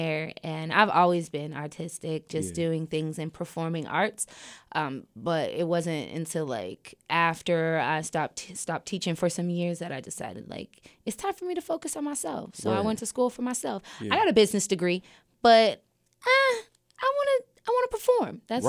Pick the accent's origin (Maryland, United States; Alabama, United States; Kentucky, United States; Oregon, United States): Oregon, United States; Portland; So I'm from Portland, Oregon, and born and raised.